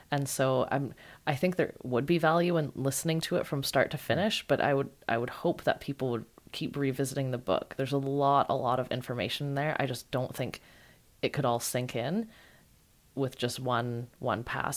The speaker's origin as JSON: {"language": "English", "country": "Canada", "said": "I'm Canadian"}